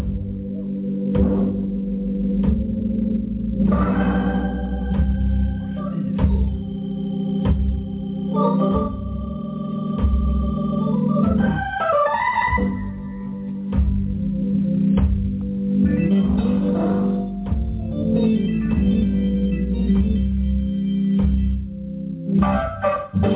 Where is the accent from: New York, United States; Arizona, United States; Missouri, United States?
New York, United States; New York City; I'm from Brooklyn, New York